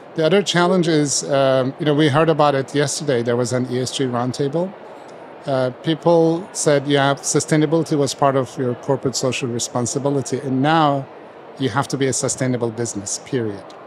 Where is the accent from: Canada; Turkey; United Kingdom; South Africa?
Turkey; moved away as an adult; also born or lived in United States; I grew up in Turkey